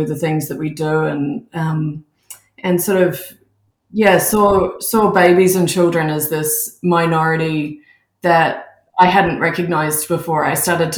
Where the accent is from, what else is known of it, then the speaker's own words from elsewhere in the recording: Melbourne, Victoria, Australia; moved away as an adult; also born or lived in Auckland, New Zealand / United Kingdom; now in Canada; I'm originally from Australia. I grew up in Melbourne